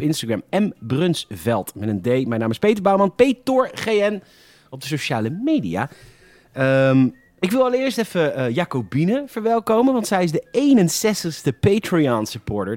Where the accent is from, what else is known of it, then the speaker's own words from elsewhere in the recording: Netherlands; Ik ben echt een Hollander.